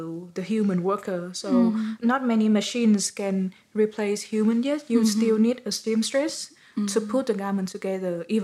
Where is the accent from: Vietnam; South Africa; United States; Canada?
Vietnam; my home country